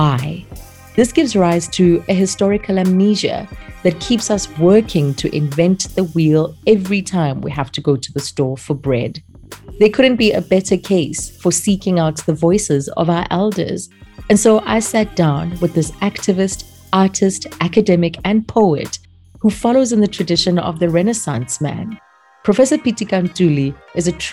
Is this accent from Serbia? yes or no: no; Soweto, Gauteng, South Africa; I grew up in Soweto